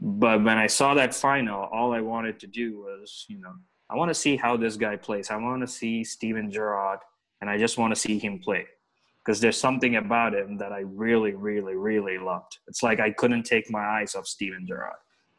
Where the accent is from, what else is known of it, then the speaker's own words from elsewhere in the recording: Hyderabad, Telangana, India; I'm from Hyderabad, India, the southern part of India.